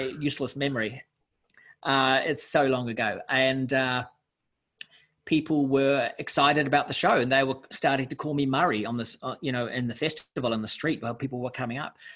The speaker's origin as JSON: {"language": "English", "region": "Auckland", "country": "New Zealand", "said": "I'm from Auckland."}